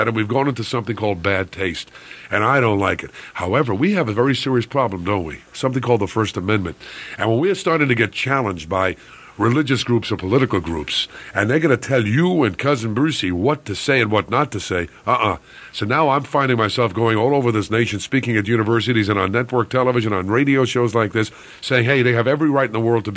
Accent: New York City, New York, United States; I'm a New Yorker

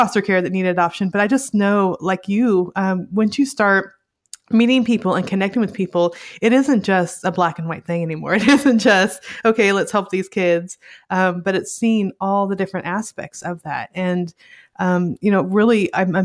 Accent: Northern California, United States; also born or lived in rural Montana; now in Little Rock, United States; I grew up in Northern California, which was sort of rural area too

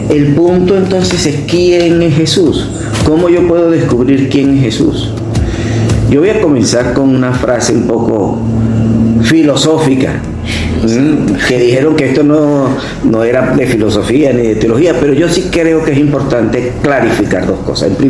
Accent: Caracas, Capital District, Venezuela; moved away as an adult; also born or lived in Barcelona, Venezuela; now in Valencia, Venezuela; salesiano, caraqueño, de 62 años

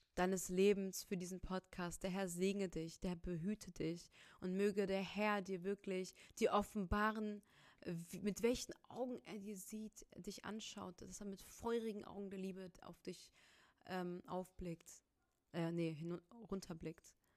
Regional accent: Rhineland, Germany; accent: Rhineland; ich bin Rheinländer, man merkt es echt in meiner Aussprache

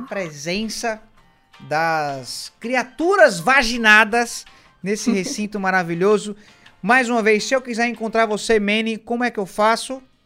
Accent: Northeast Region, Brazil; eu sou nordestino

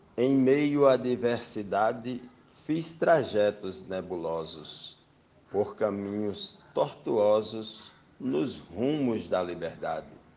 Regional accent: Açu, Rio Grande do Norte, Brazil; sou natural de Açu, terra dos poetas, no meu Rio Grande do Norte

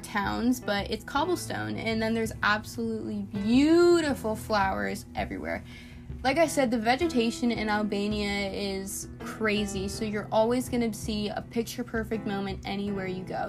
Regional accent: Tampa, Florida, United States; now in West Palm Beach, United States; back in my hometown in Tampa, we had these beautiful, powdery, white, sandy beaches.

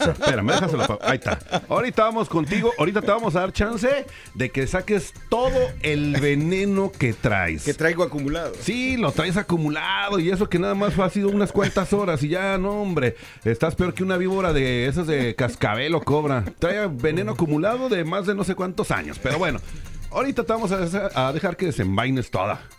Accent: Honduras; now in United States

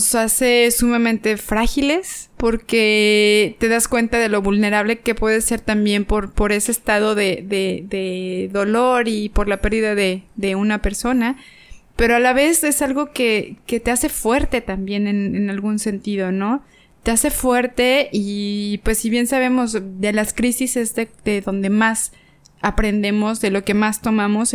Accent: Mexico; aquí en mi país

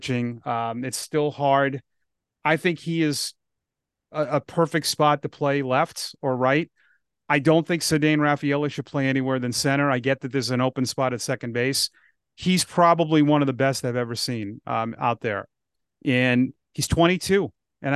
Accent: Ashland, Massachusetts, United States; also born or lived in Grafton, Massachusetts; I grew up in Ashland, which is close.

